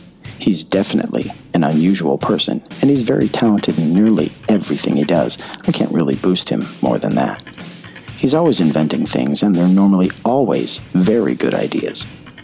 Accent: United Kingdom; My dad's a naturalized British citizen, and my mom's English, so I'm British.

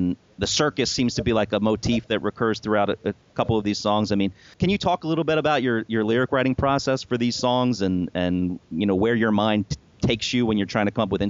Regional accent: United States; as an American

